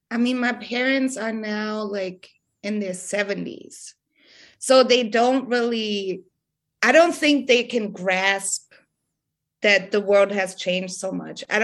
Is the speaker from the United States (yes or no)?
no; Germany; English is a second language; because all these hip hop heads where I'm from, uh, like in my hometown, every show I would go to, it's all white kids, right? It's all German kids.